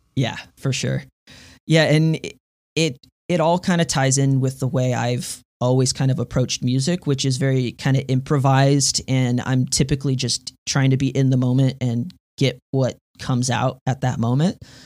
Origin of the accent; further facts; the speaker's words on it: Houston, Texas, United States; now in Denton, United States; I'm from Texas, originally from Houston, Texas, but now I'm living up in North Texas, uh, Denton specifically